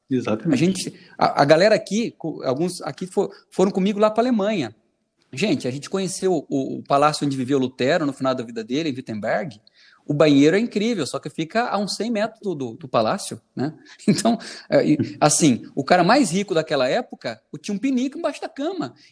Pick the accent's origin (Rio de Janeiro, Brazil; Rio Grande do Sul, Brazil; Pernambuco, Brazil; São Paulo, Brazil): Rio Grande do Sul, Brazil; O Erickson e eu somos gaúchos